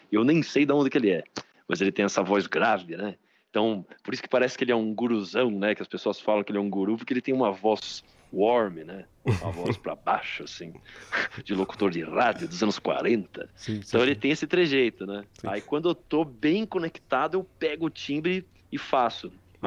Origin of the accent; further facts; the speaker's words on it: Bragança Paulista, São Paulo, Brazil; eu venho de uma cidade assim, Bragança Paulista